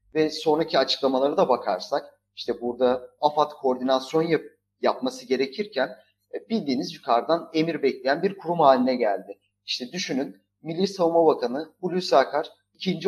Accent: Lüleburgaz, Kırklareli, Turkey; ben Lüleburgaz'da doğup büyüdüm.

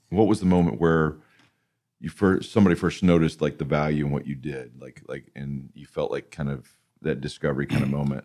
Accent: Alabama, United States; we're from Alabama, so we keep it very blue collar

